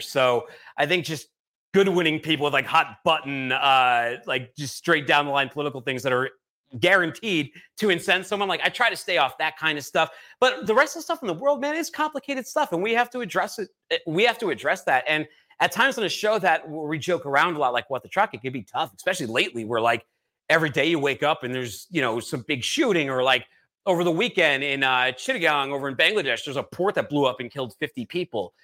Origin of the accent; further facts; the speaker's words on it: Boston, Massachusetts, United States; moved away as an adult; also born or lived in California; now in Chattanooga, United States; I'm from Boston